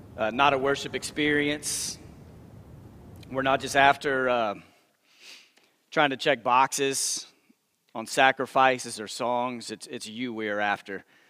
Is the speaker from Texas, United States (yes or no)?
yes; Texas, United States; moved away as an adult; now in Memphis, United States; I grew up first twenty-seven years of my life. I lived in Texas, but I've lived in Memphis now for a few years with my wife